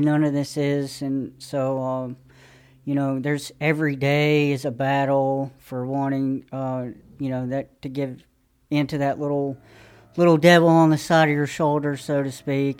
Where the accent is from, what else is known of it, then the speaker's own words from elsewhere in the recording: Johnson City, Tennessee, United States; I'm from East Tennessee, Johnson City.